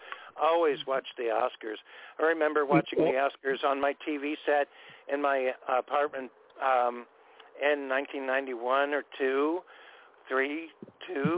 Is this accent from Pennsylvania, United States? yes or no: no; California, United States; I'm a Californian all my life